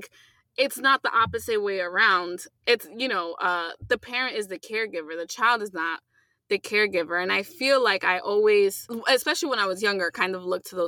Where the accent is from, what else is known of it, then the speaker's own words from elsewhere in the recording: United States; first language English; being born here, was because English was my first language